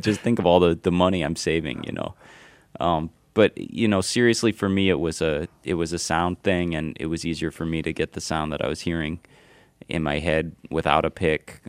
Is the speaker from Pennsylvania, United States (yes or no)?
no; Ann Arbor, Michigan, United States; also born or lived in New York; now in Michigan, United States; I grew up in Ann Arbor